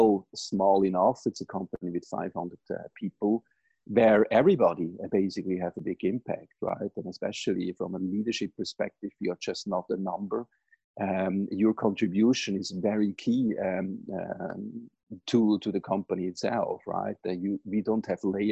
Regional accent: Switzerland; moved away as an adult; now in United States; as you most probably can recognize from my accent, I grew up in Switzerland, not here in the US

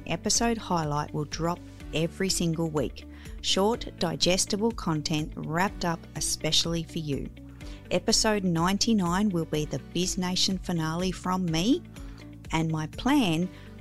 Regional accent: Australia; I am the girl from Down Under

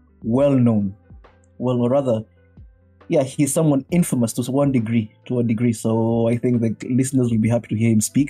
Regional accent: Kenya; moved away as an adult; now in Japan; I'm from Kenya

